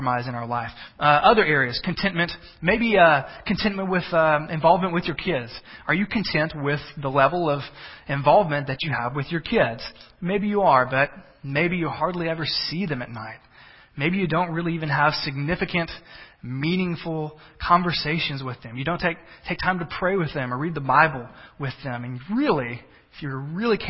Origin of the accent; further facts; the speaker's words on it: the South, United States; I'm a Southerner